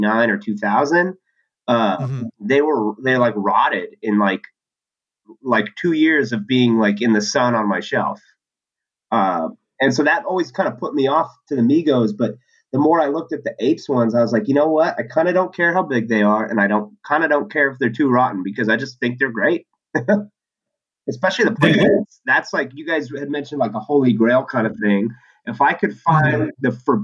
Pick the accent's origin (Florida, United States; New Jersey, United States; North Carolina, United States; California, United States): California, United States; San Diego; I'm from San Diego, so I had access to Comic-Con very easily. In high school, my friends and I would sneak